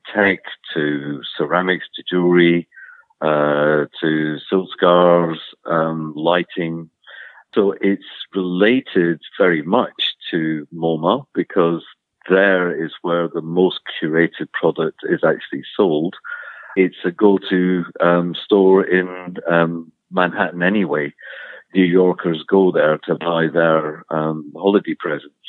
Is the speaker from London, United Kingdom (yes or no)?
no; Scotland, United Kingdom; accent: Scottish; You may have got from my accent that I'm Scottish